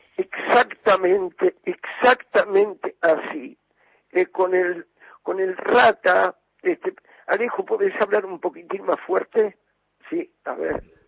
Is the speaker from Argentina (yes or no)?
yes; Buenos Aires, Argentina; also born or lived in Barrio Norte, Buenos Aires; yo me crié en Versalles, donde yo vivía empezaba la calle de tierra